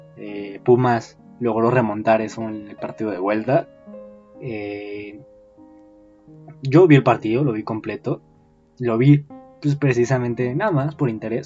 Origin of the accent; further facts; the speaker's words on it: Mexico; soy mexicano